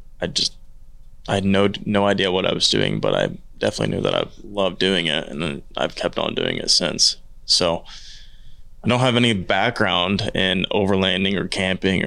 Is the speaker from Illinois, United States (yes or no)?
no; Oklahoma, United States; I was born in Bonita, Oklahoma